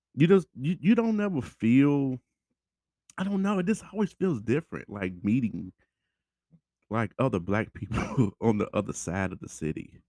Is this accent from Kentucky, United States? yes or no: yes; Louisville, Kentucky, United States; we're here from Louisville